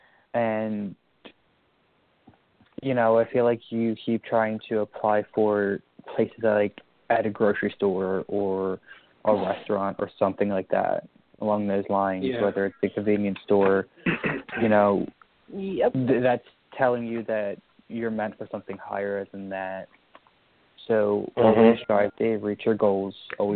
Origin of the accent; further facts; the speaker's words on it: Brookside, Delaware, United States; also born or lived in Claymont, Delaware; Yes, I am from Delaware. From what part? Currently, I'm living in Claymont, but I grew up in Brookside.